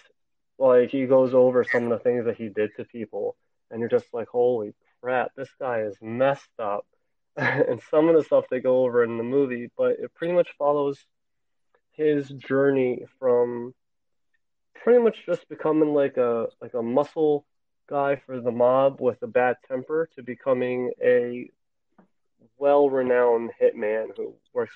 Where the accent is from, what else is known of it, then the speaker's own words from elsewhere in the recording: New Jersey, United States; my home state